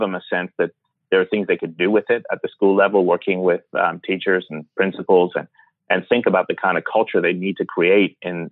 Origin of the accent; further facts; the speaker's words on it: Canada; also born or lived in Iran; I was born in Iran and then left when I was nine and grew up in Canada.